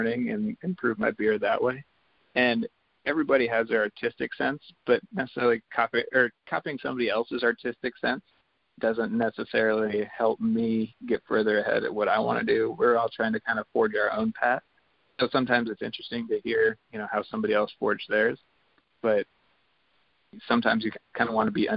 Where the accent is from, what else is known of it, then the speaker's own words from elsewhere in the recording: Seattle, Washington, United States; we're from Seattle